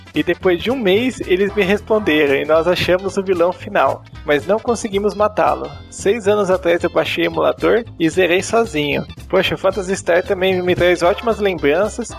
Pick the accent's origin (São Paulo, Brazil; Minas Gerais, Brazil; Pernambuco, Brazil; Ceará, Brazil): Minas Gerais, Brazil; also born or lived in Varginha; Moro atualmente em Varginha, sou de Minas Gerais